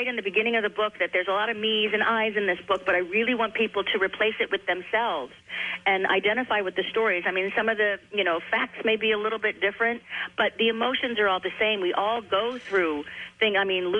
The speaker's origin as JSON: {"language": "English", "town": "Claymont", "region": "Delaware", "country": "United States", "tie": "born or raised there", "also_born_or_lived": "Wilmington", "said": "I was born in Wilmington, raised in Claymont before we moved. My dad worked for General Motors, and we moved a lot."}